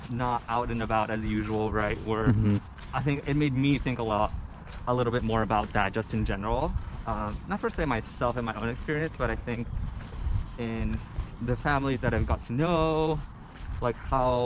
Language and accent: English; Santa Cruz, California, United States; growing up in Santa Cruz